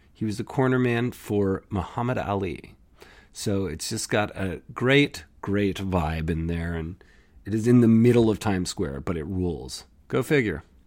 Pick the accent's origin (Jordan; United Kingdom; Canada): Canada; I'm from Canada.